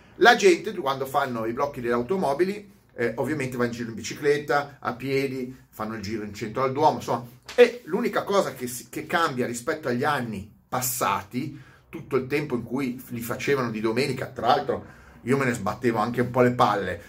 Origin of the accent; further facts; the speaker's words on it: Milan, Lombardy, Italy; sono milanese